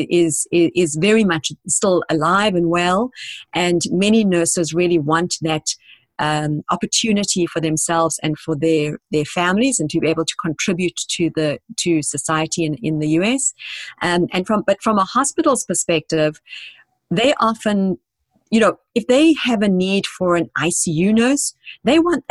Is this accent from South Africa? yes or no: yes; South Africa; moved away as an adult; now in United States; Because I came to this country 20 years ago. I'm originally from South Africa